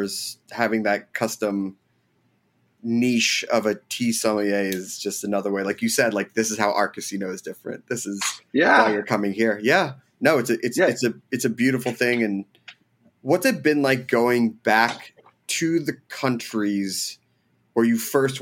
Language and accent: English; United States; we're American